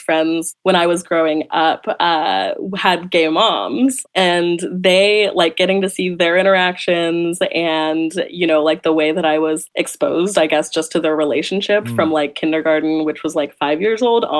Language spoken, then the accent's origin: English; Sacramento, California, United States; I grew up in Sacramento, California.